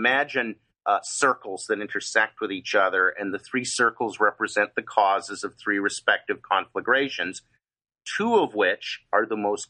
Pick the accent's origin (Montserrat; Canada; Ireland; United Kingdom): Canada; now in Los Angeles, United States; And parenthetically, I am Canadian and have a sustained interest in that, even though I'm now an expat.